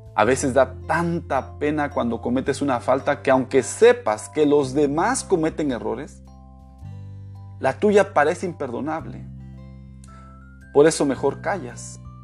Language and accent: Spanish; Mexico; moved away; also born or lived in Florida, United States / Michigan, United States / Quintana Roo, Mexico; Después de haber vivido en Estados Unidos 18 años, ahora volví a mi país